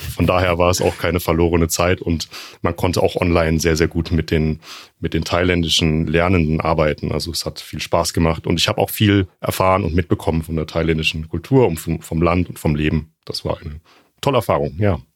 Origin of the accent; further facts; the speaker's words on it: Freiburg, Baden-Württemberg, Germany; moved away as an adult; also born or lived in Jena; aus Freiburg, da bin ich geboren und in der Gegend dann auch aufgewachsen